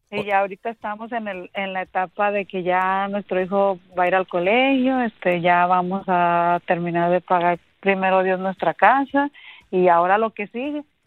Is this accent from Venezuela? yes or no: no; Aguascalientes, Mexico; now in Phoenix, United States